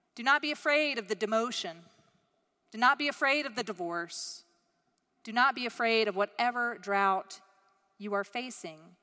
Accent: United States

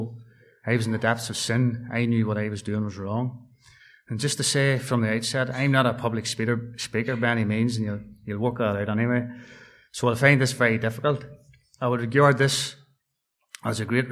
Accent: Dungannon, Northern Ireland, United Kingdom; also born or lived in Tamnamore; I was born in September 1978 up at Dungannon Hospital.

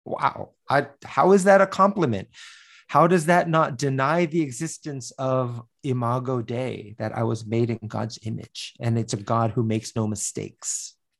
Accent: United States; I was born in the United States

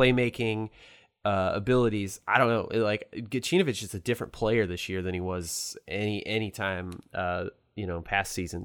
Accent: St. Louis, Missouri, United States; I'm from Saint Louis, a car, Cardinal fan

